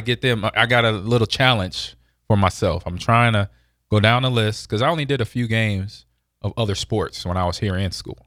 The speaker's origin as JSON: {"language": "English", "region": "West Coast", "country": "United States", "tie": "born or raised there", "moved": "yes", "said": "growing up on the West Coast"}